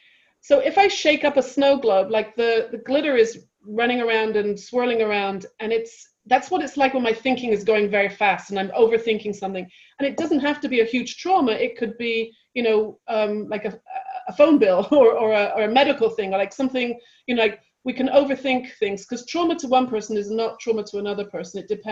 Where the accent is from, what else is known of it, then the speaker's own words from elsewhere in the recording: London, United Kingdom; now in United States; So when I first moved to California, being very British and very just like off the boat, like the cultural difference between London and California